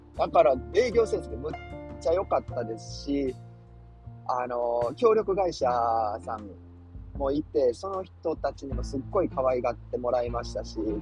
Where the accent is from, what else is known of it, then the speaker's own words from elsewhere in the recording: Nishinomiya, Hyogo, Japan; moved away as an adult; also born or lived in Yokohama; 僕、兵庫県西宮出身なんで